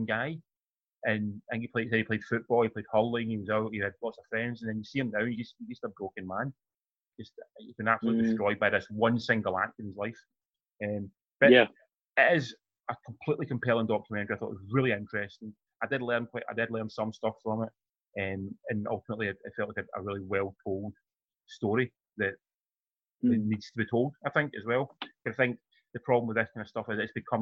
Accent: Glasgow, Scotland, United Kingdom; we grew up in Glasgow

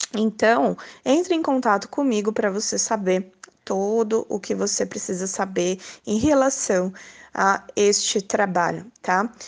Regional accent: São Paulo, Brazil; eu sou de São Paulo

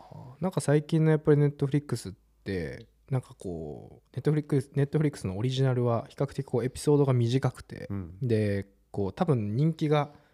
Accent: Japan; 日本だよ

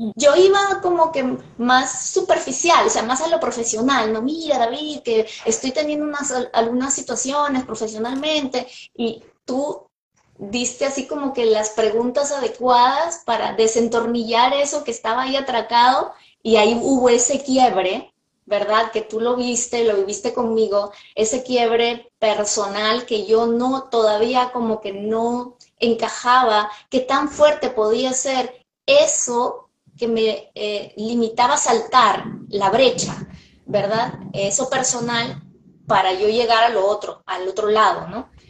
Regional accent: Peru; moved away as an adult; now in Los Angeles, United States; en mi país, Perú, soy medianamente conocida

